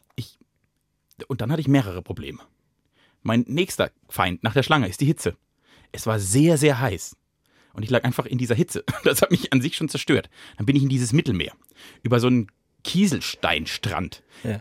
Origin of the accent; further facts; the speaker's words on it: Germany; ich bin Deutscher